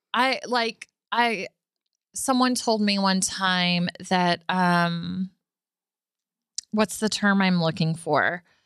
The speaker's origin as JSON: {"language": "English", "town": "Arlington", "region": "Texas", "country": "United States", "tie": "born or raised there", "said": "I was born and raised in Arlington"}